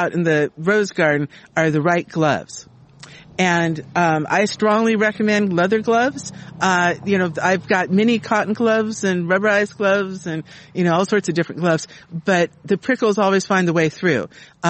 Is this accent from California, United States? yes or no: yes; Southern California, United States; now in Sacramento, United States; I was raised in Southern California and grew up with roses there.